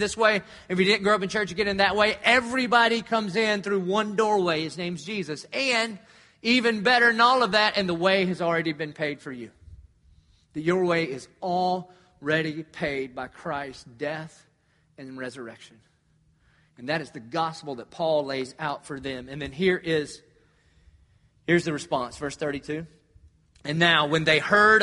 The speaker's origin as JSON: {"language": "English", "town": "Dillon", "region": "South Carolina", "country": "United States", "tie": "born or raised there", "moved": "yes", "said": "I grew up in Dillon, South Carolina"}